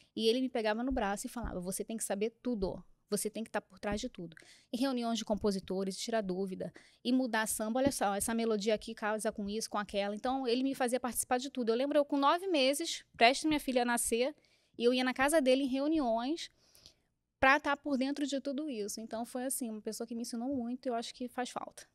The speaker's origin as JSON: {"language": "Portuguese", "region": "Rio de Janeiro", "country": "Brazil", "tie": "born or raised there", "said": "Eu fui criada, eu, nasci no Rio, mas fui criada na Ilha do Governador, que é no Rio"}